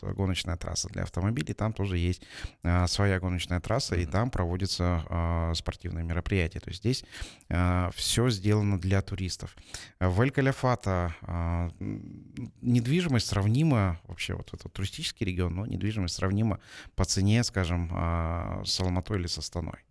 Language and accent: Russian; Almaty, Kazakhstan; я алматинец уже в четвертом поколении, для нас, для алматинцев, такие землетрясения это, собственно, не в новинку.